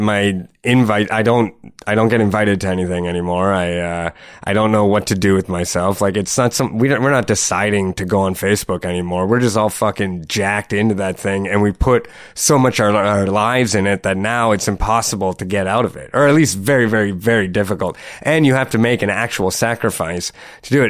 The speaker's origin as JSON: {"language": "English", "town": "Sault Ste. Marie", "region": "Ontario", "country": "Canada", "tie": "born or raised there", "moved": "yes", "lives_now": "Toronto, Canada", "said": "growing up in Sault Ste. Marie, which is like just like economically like devastated place"}